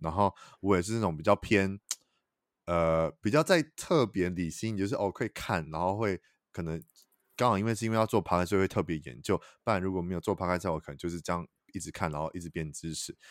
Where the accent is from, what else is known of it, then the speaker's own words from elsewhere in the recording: Taiwan; 台语也是我们就是台湾人的母语嘛